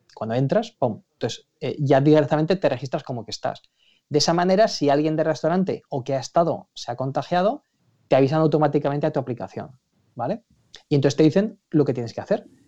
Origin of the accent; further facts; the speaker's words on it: Aragon, Spain; now in London, United Kingdom; yo hablo como, por supuesto como aragonés, pero como ciudadano británico